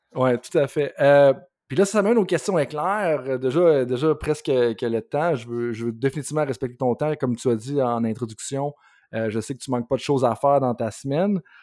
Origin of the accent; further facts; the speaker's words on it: Quebec, Canada; en tant que Québécois